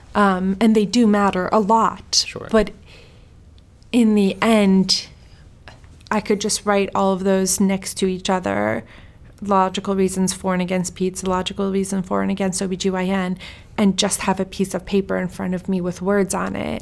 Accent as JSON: {"language": "English", "country": "Sweden", "tie": "born or raised there", "also_born_or_lived": "Iran", "moved": "yes", "said": "I'm Iranian. I was born in Sweden"}